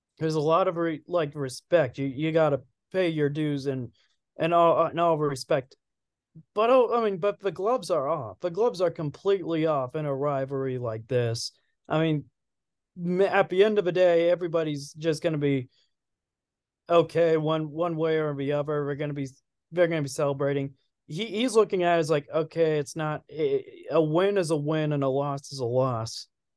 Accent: Manhattan, Kansas, United States; also born or lived in Lawrence; I was born in Lawrence. It was so bad. Then, in about a month later, we moved to We moved to Manhattan 30 days later.

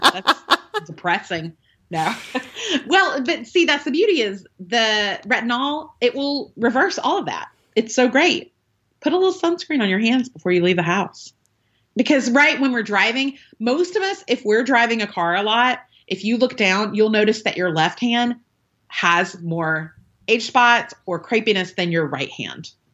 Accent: the South, United States; I'm from the South, so we say oil.

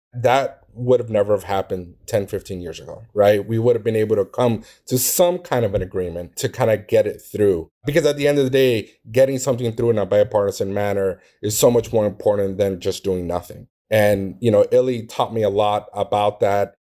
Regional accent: Miami, Florida, United States; Being born and raised in Miami, Florida

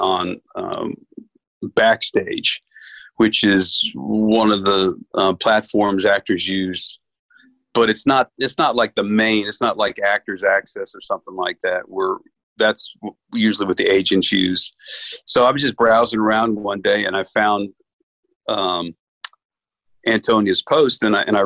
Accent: New York, United States; I grew up Catholic up in New York

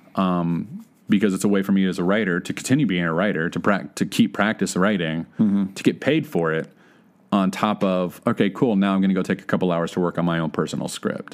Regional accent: Texas, United States; moved away as an adult; also born or lived in Oklahoma; now in Los Angeles, United States; I grew up in Texas and went to school in Oklahoma

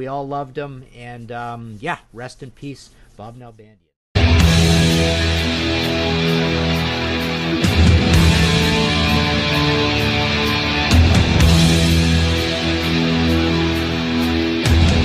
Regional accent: Toronto, Ontario, Canada; I'm from Toronto

